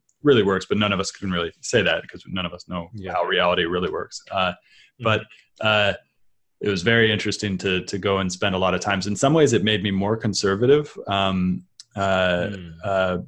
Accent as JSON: {"language": "English", "town": "San Francisco", "region": "California", "country": "United States", "tie": "born or raised there", "moved": "as an adult", "said": "growing up in San Francisco, because I grew up in a culture that was highly liberal"}